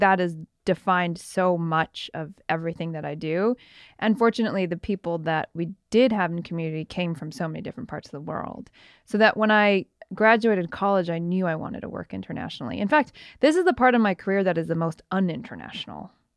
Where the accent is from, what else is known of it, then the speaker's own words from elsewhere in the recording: Canada; I was born in Canada